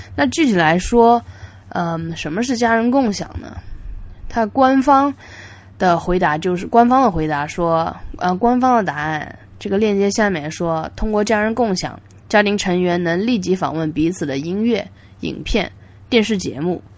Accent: Yangzhou, Jiangsu, China; moved away as an adult; now in United States; 我也从美国回到了扬州、江都，呃，我出生的地方

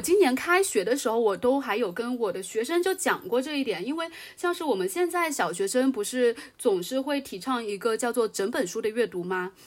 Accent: China; 作为一个中国人而言的话

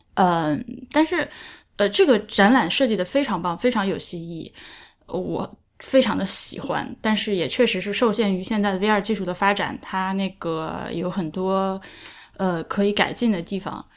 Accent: Hubei, China; accent: Henan-sounding; 我的老家是离河南比较近的地方，所以我们家，我们家话念出来其实是河南味儿的，完全没有就是那个湖北南部的那个屌屌的语气

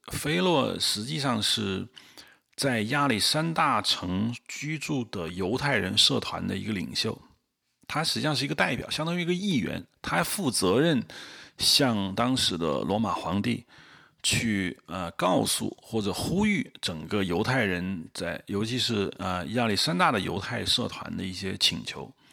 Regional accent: China; 我们中国人

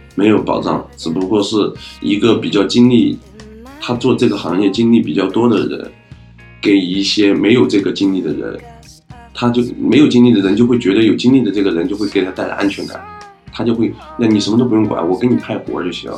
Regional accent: Hebei, China; 我来自河北

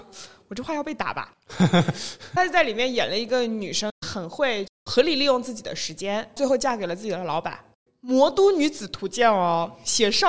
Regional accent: Shanghai, China; first language Shanghainese; 我一般都直接就说 I'm from 上海

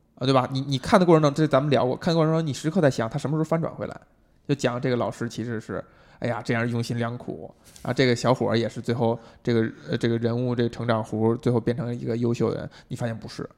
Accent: China; 我们中国人这么勤劳聪明

